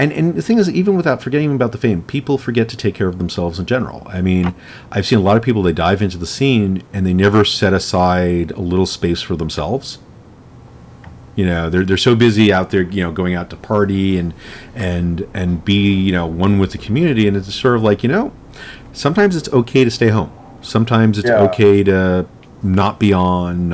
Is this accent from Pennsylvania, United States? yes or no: no; New York, United States; I'm from New York